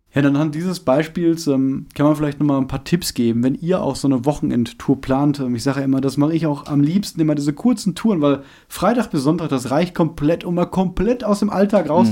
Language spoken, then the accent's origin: German; Germany; als Deutscher